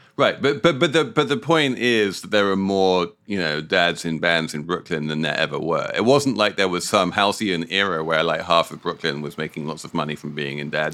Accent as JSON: {"language": "English", "country": "United Kingdom", "said": "as a Brit"}